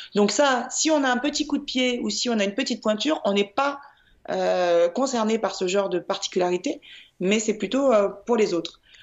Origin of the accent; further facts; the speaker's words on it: Lyon, Auvergne-Rhône-Alpes, France; je suis lyonnaise